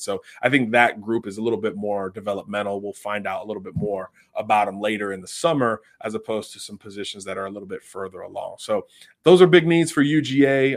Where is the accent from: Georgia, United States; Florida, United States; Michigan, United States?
Florida, United States; I'm from Florida